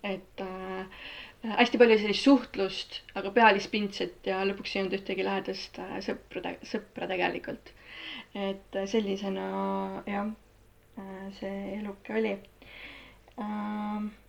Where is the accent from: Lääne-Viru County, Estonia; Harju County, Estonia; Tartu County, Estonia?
Tartu County, Estonia; Tartu; Tartus sündinud, täiesti tartlane, põline tartlane ähm, Äh, Veeriku linnaosas äh, üles kasvanud äh, põhimõtteliselt paneelmajas